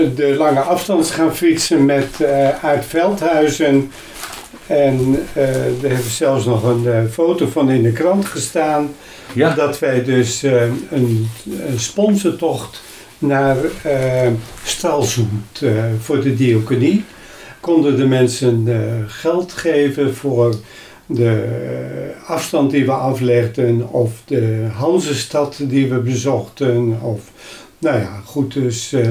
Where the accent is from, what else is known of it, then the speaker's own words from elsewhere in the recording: Hemelum, Friesland, Netherlands; also born or lived in Sneek; Ik ben geboren in Himmelen.